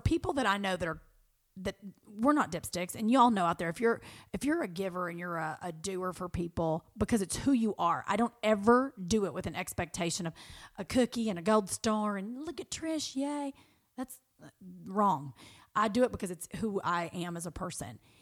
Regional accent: Kentucky, United States; now in Los Angeles, United States; who I grew up with in Kentucky

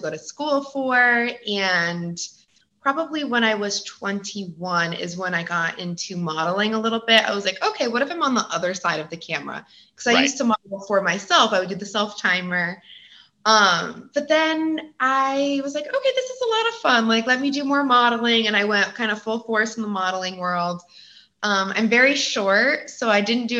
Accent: Connecticut, United States; moved away as an adult; now in California, United States; I'm originally from the East Coast, but I live in California

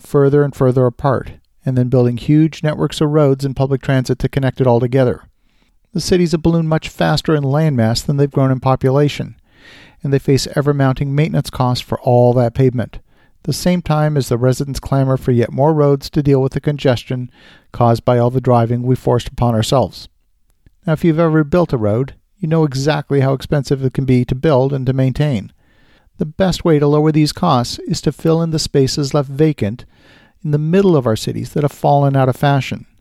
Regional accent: Ottawa, Ontario, Canada; my hometown of Ottawa, Canada

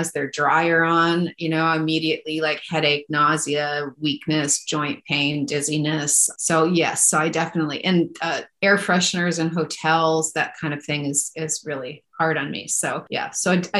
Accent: Pinconning, Michigan, United States; now in Oregon, United States; I grew up in Michigan on the shores of like by Pinconning

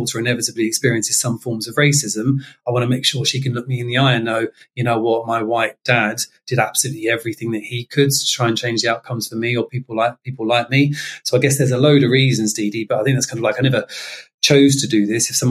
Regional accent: London, United Kingdom; I'm from South London originally, and I'd grown up in a very diverse area in Catford

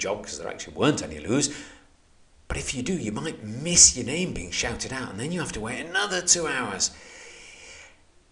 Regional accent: United Kingdom; moved away as an adult; being British

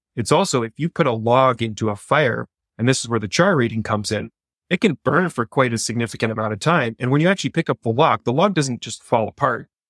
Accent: Canada; I'm a Canadian

